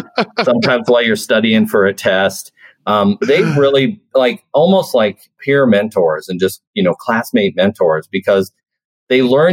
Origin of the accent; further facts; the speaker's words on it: Sitka, Alaska, United States; moved away as an adult; also born or lived in New Mexico / Juneau, Alaska / Raleigh; now in Anchorage, United States; I grew up in Sitka, right? That's Baranof Island in Southeast Alaska.